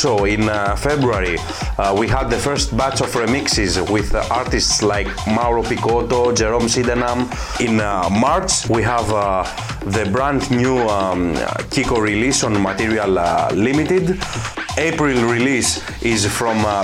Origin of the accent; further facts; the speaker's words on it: Athens, Attica, Greece; I'm from Athens, Greece